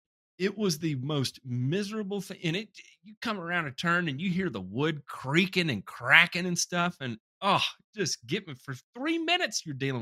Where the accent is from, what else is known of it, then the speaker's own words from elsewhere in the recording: Memphis, Tennessee, United States; I grew up in Memphis. We had Liberty Land in Memphis.